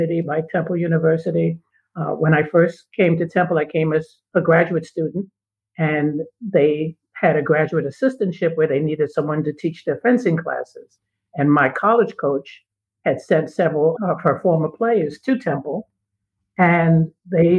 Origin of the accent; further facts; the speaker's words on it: New York City, New York, United States; moved away as an adult; I'm from New York City. I grew up in Harlem